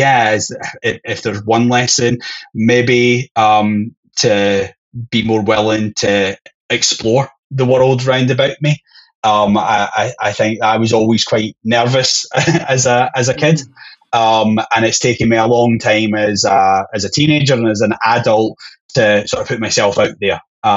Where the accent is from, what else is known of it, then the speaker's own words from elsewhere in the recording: Scotland, United Kingdom; being Scottish